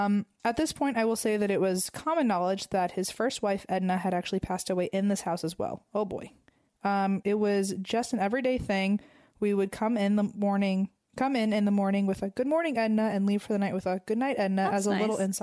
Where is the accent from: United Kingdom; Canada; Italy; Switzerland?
Canada; To start off, I'm from Canada.